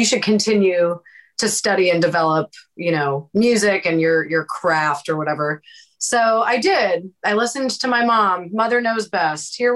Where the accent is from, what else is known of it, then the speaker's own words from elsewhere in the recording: Prince George's County, Maryland, United States; moved away as an adult; now in Los Angeles, United States; We're both from Prince George's County, Maryland